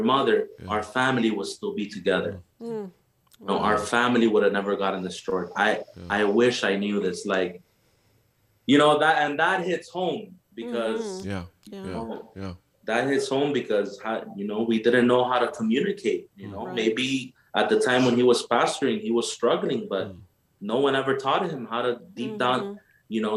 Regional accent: Nicaragua; moved away; I'm from Nicaragua. You know, I'm from Central America

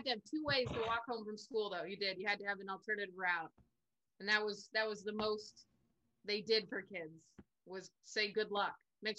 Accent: Alaska, United States; When I grew up in Alaska

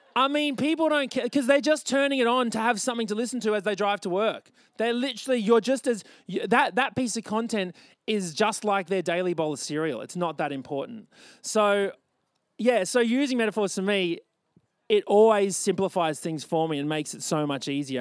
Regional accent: Australia; born or raised there

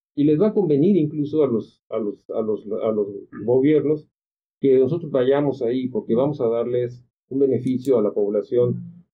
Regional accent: Acapulco, Guerrero, Mexico; Yo soy de ahí, soy de Acapulco

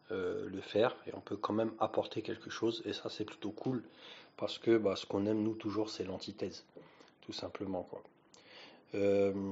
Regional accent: France; Et quand on parle de cacao, en tant que Français, euh, on a des attentes.

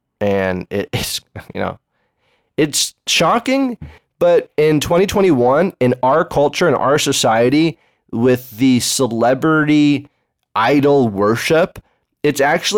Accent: Berkeley, California, United States; You know, I grew up in Berkeley. You think I go to the gun? You think there's gun ranges in Berkeley?

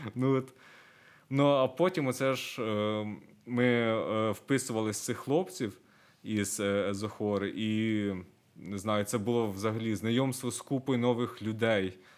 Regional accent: Myronivka, Kyiv Oblast, Ukraine; Я сам родом з Миронівки, це Київська область, там 100 кілометрів

